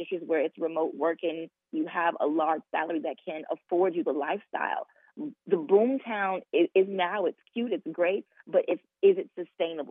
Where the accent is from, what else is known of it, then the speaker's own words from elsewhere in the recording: Chicago, Illinois, United States; now in Jacksonville, United States; I'm a native from Chicago